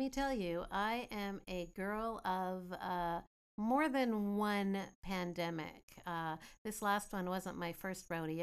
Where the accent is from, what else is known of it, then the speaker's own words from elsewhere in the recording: Greendale, British Columbia, Canada; growing up in Greendale, BC, just outside of Chilliwack